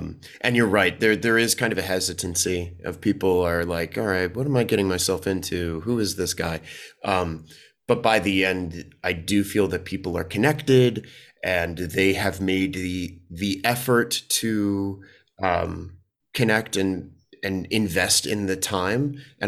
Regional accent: Washington, District of Columbia, United States; also born or lived in New York; now in Los Angeles, United States; I grew up in Washington, D.C., and then spent a lot of time doing theater in New York before moving out to L.A., so it's the New York LA actor experience is a pretty common one here.

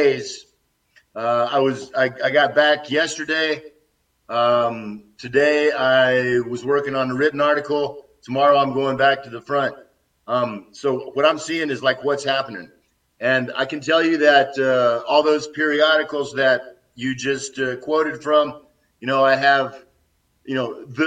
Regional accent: Austin, Texas, United States; moved away as an adult; also born or lived in Minnesota / Washington State / Louisiana / Oklahoma; now in Donetsk, Ukraine; I was born in Texas, Austin, Texas, in 1960. Grew up in Texas

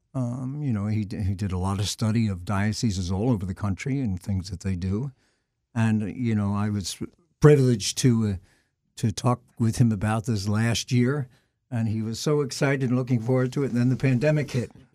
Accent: Philadelphia, Pennsylvania, United States; moved away as an adult; also born or lived in Emmitsburg, Maryland; I'm from the Archdiocese of Philadelphia originally, so Saint Charles was always a very important institution for us. We had the altar boy picnics there

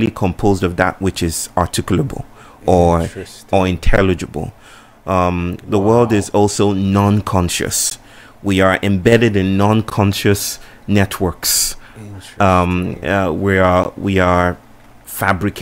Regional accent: Nigeria; moved away as an adult; now in Chennai, India; I come from Nigeria

